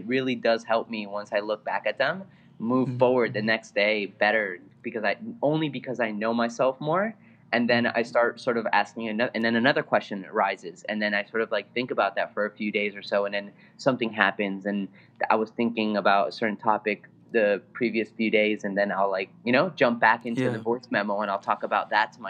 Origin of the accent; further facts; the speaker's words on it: Bolivia; English is a second language; also born or lived in California; now in New York, United States; English is my second language. I'm originally from Bolivia